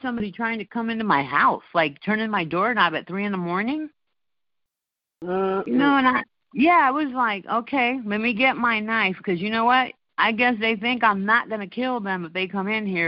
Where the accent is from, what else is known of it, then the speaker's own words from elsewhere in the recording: East Chicago, Indiana, United States; also born or lived in New York; I grew up in East Chicago, and the housing project